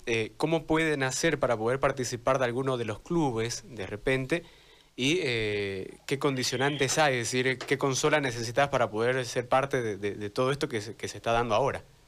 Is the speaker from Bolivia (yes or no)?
yes; Bolivia; en nuestro país